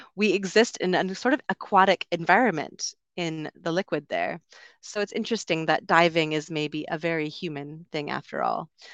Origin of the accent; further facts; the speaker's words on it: Canada; moved away as an adult; also born or lived in United Kingdom; I'm from Canada originally, also lived in the U K for a while